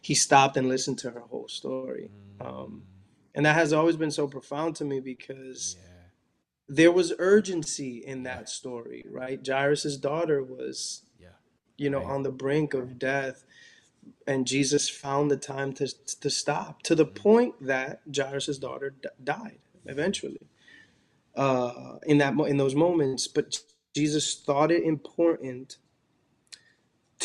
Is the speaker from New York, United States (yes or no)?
yes; New York City, New York, United States; I grew up in Washington, and particularly in this neighborhood called Dyckman, that's within Washington, you know, the uptown Manhattan area